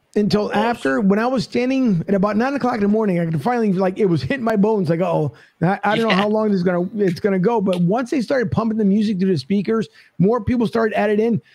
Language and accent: English; Philadelphia, Pennsylvania, United States; now in Tampa, United States; I'm from Philly